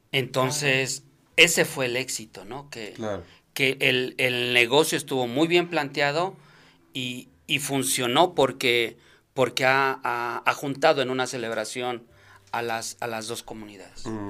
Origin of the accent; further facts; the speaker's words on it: Mexico; now in Denver, United States; los pocos mexicanos que estábamos ahí